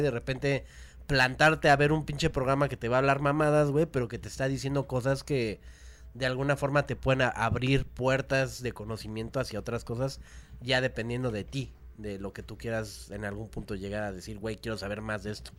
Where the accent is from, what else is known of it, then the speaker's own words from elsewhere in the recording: Mexico City, Mexico; also born or lived in Cuautitlán, State of Mexico; Yo nací aquí en la Ciudad de México.